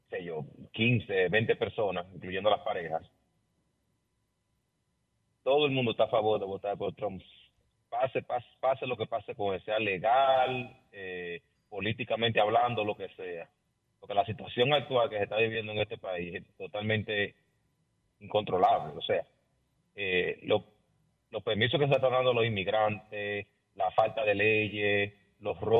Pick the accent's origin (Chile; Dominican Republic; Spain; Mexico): Dominican Republic; now in New York, United States; tomando en cuenta que soy latino, soy dominicano